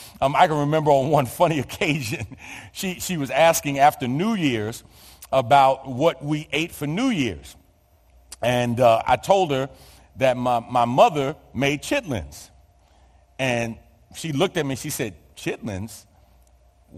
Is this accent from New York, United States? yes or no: yes; New York City, New York, United States; born or raised there